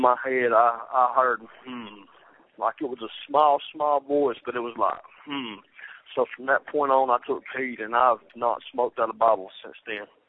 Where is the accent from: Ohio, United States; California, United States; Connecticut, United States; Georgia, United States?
Georgia, United States; Rome; before I was 7 years old I grew up in Shannon Village um that's in Rome Georgia